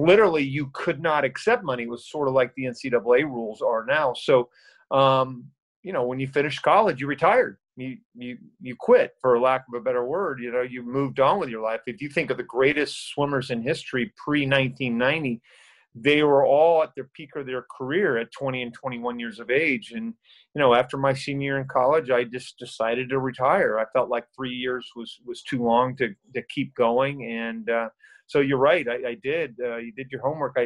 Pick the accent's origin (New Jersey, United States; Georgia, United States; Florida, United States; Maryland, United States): Florida, United States; Winter Haven; also born or lived in Orlando, Florida; I was born and raised in Winter Haven, which is about an hour from here. And a third generation Floridian